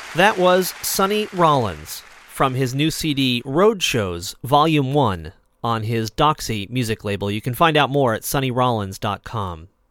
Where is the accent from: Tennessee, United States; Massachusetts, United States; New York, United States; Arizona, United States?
Massachusetts, United States; Lenox; my hometown is Lenox, Massachusetts